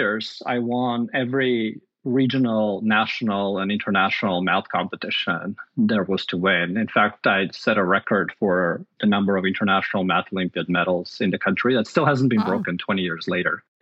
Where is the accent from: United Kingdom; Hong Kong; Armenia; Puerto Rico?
Armenia; now in United States; I grew up in Armenia, which is a small country in Eastern Europe